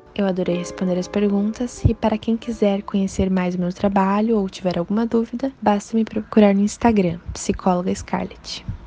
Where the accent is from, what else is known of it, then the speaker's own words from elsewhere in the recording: Balneário Camboriú, Santa Catarina, Brazil; eu sou de Balneário Camboriú, sou psicóloga